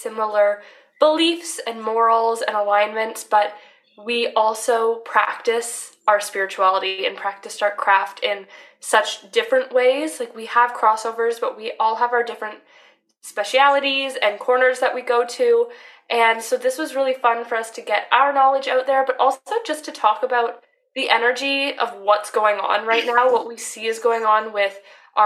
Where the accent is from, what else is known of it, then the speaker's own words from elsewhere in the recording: Canada; now in Copenhagen, Denmark; I'm Canadian